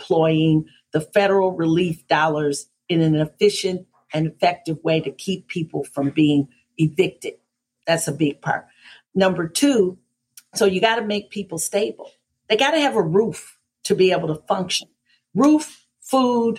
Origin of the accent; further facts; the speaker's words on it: Detroit, Michigan, United States; now in Atlanta, United States; my hometown was and kind of still is in Detroit